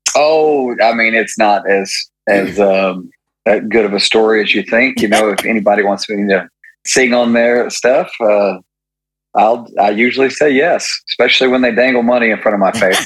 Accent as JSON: {"language": "English", "town": "Maryville", "region": "Tennessee", "country": "United States", "tie": "born or raised there", "said": "I'm from I'm from Maryville, Tennessee"}